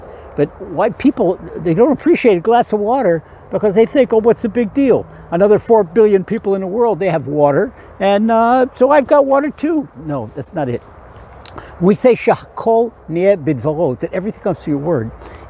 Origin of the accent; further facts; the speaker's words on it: Ashdod, Southern District, Israel; spending some quality time with the Almighty out in the orchards east of my hometown of Ashdod.